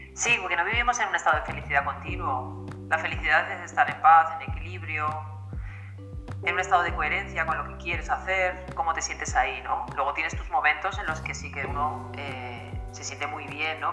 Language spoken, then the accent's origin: Spanish; Madrid, Community of Madrid, Spain; also born or lived in Alicante, Valencian Community; now in Galicia, Spain; nací en Madrid, he vivido siempre en España, sí que es cierto que he vivido en diferentes lugares.